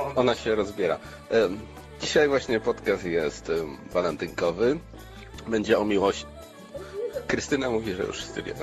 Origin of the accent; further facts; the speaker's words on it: Poznań, Greater Poland, Poland; my z Poznania